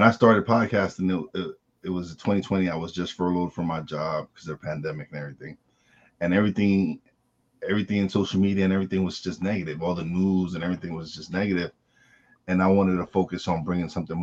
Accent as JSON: {"language": "English", "town": "New York City", "region": "New York", "country": "United States", "said": "I say I'm from Brooklyn"}